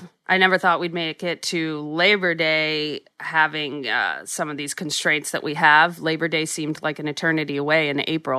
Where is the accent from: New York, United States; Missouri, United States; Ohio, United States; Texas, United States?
New York, United States; New York City; being a New Yorker